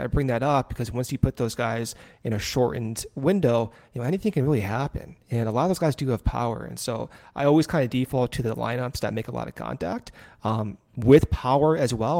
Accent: Arizona, United States; moved away; I spent a lot of my growing up in Arizona

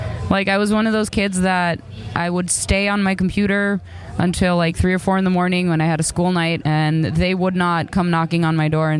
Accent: Chicago, Illinois, United States; moved away; also born or lived in Greece; I grew up in Chicago and then I moved to Greece

